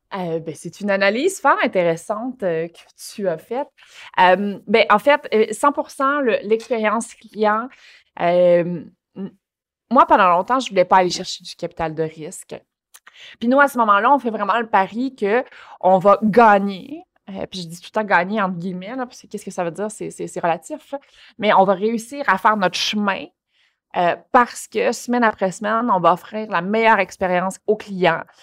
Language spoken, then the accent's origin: French; Longueuil, Quebec, Canada; je passais le Courrier du Sud, euh, le Journal de Montréal, puis la presse quand j'étais jeune à Longueuil